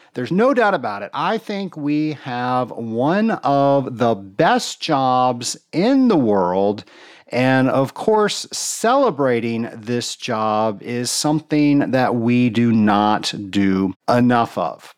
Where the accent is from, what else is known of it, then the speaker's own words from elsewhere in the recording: Atlanta, Georgia, United States; my hometown of Atlanta, Georgia